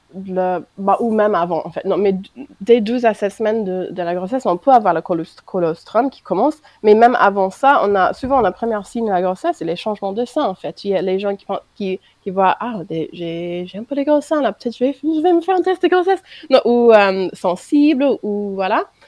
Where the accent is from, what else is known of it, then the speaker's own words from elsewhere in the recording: United States; French is a second language; moved away as an adult; now in France; Je suis américaine d'origine et ça fait un peu plus que 4 ans que je suis en France, mariée avec un Français